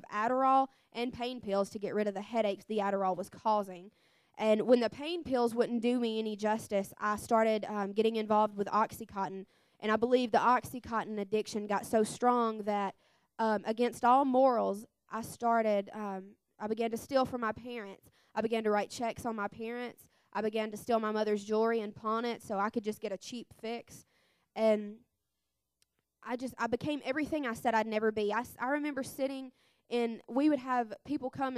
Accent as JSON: {"language": "English", "region": "Mississippi", "country": "United States", "said": "I'm 23, and I'm from Mississippi. I was born and raised in a Christian family."}